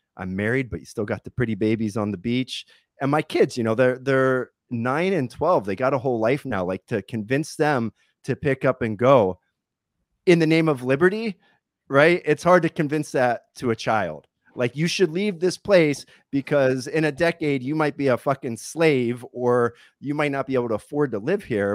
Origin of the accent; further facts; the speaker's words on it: Pennsylvania, United States; moved away as an adult; now in California, United States; I come from Pennsylvania, and then I spent about three years bouncing all over the country. I lived in about twenty-two states.